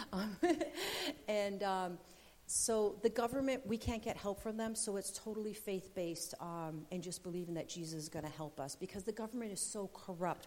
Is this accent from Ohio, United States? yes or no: no; Rochester, New York, United States; moved away as an adult; also born or lived in Fulton, New York; now in Colombia; I'm originally from Rochester, and landed a job with Oswego County BOCES in Fulton, New York